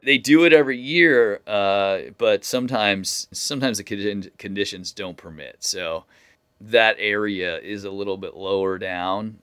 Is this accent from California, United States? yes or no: yes; Corte Madera, California, United States; my hometown here, Cordomadera, California, right down the road from where I live